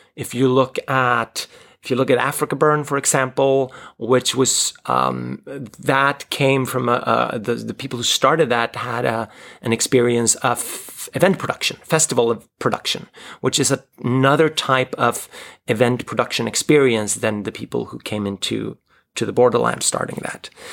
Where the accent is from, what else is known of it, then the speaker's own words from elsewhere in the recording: Sweden; I grew up in the Swedish live role-playing community